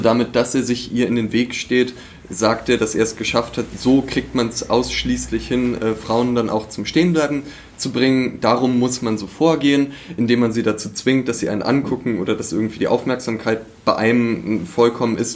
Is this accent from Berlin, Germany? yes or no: yes; Berlin, Germany; moved away as an adult; now in Leipzig, Germany; Bin äh, eigentlich Berliner